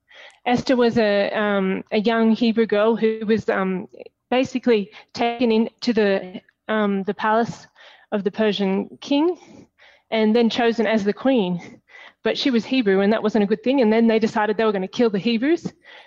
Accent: Australia; also born or lived in Papua New Guinea; I actually was born in Papua New Guinea, which is the country above Australia, but I'm Australian and we moved back to Australia when I was 11.

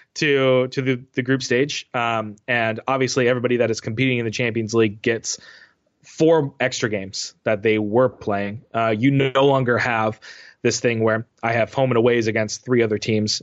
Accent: United States; an American soccer fan

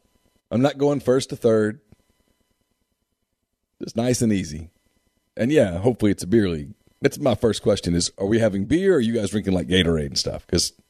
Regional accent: Ruston, Louisiana, United States; I grew up in Ruston

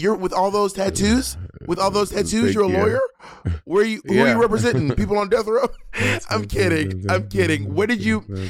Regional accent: St. Lucia; I'm actually from St. Lucia. I'm like black.

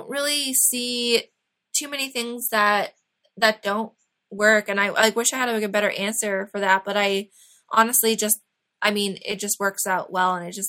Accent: Raleigh, North Carolina, United States; moved away; I'm from Raleigh, which is funny.

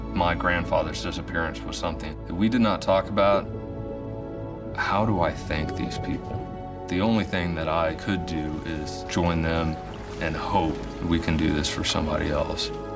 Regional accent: Seattle, Washington, United States; I grew up in and around Seattle, Washington. Was born in Seattle

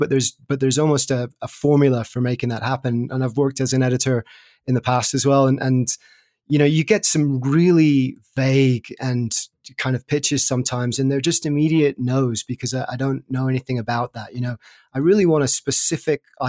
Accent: Sussex, South East England, United Kingdom; where I grew up in Sussex in the south of England

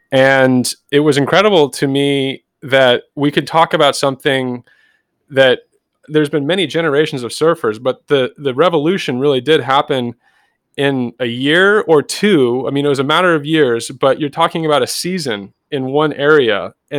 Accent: Danville, California, United States; also born or lived in Newport Beach; I was born in Newport Beach, and my mother and father were divorced when I was really young. So I was moved into Danville in Northern California in the East Bay, which is just a landlocked suburb.

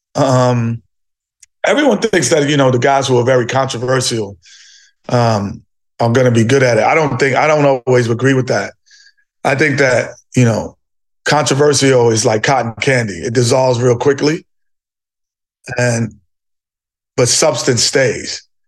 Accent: New York City, New York, United States; Growing up in New York City, you're, you're, you're a melting pot of people, cultures, and, and, and religions

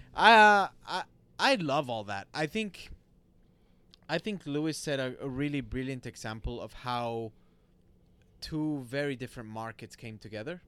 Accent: Monterrey, Nuevo León, Mexico; moved away; So I li, so I born and raised in Monterrey, Mexico

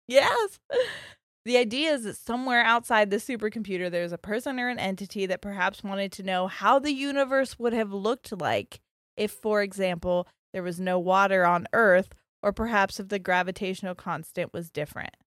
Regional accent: Ohio, United States; we're from Ohio

